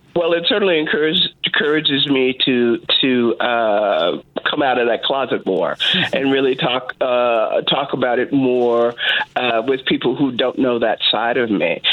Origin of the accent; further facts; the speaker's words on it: Texas, United States; I grew up in Texas, uh, and I grew up in Texas in the in the fifties and sixties